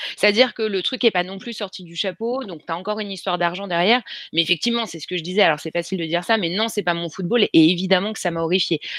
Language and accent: French; Creil, Hauts-de-France, France; je viens de Creil dans l'Oise